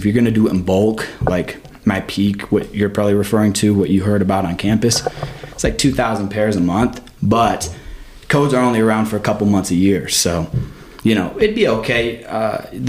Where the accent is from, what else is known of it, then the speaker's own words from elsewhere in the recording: Michigan, United States; also born or lived in Florida / New York; now in Missouri, United States; I grew up in Michigan